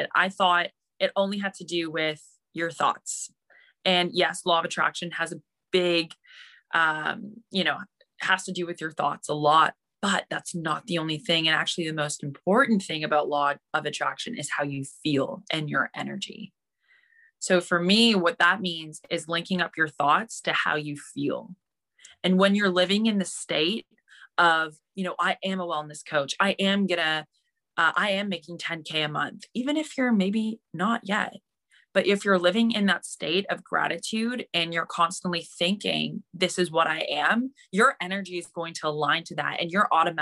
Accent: Mississauga, Ontario, Canada; I am from Ontario, Canada, specifically a little city. Actually, it's not a little city. It's pretty big. It's called Mississauga

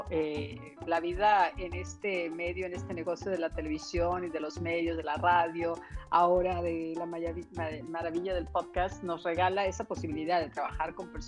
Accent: Mexico; also born or lived in Mexico City, Mexico / Culiacán, Mexico; Sí, eh, es cuando me preguntan a mí de dónde, de qué parte de México eres, pues yo digo, soy ciudadana de la nación.

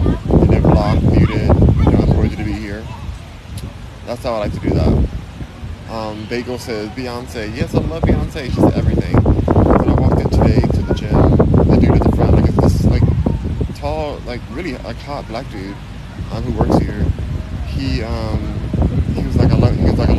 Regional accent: California, United States; I am from California. I'm born and raised in California

